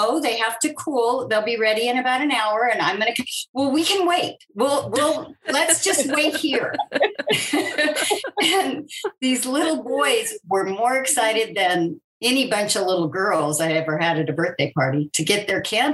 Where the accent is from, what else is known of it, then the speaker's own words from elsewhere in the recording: California, United States; moved away as an adult; having been born and raised in California